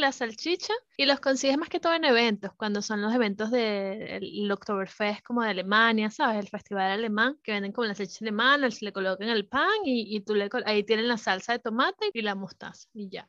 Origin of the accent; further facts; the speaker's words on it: Venezuela; moved away; Venezuela está, nosotros somos más como del Caribe